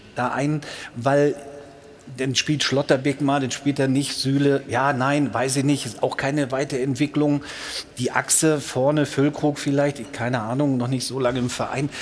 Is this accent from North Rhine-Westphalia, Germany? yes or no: yes; Ruhr area, North Rhine-Westphalia, Germany; now in Bavaria, Germany; Ich bin aus dem Port, aber seit 24 Jahren in Bayern